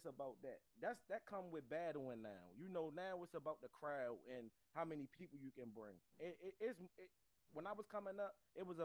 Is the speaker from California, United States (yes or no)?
no; Turner Station, Maryland, United States; also born or lived in East Baltimore; I'm from Turner Station, Maryland, Baltimore County. I was raised down there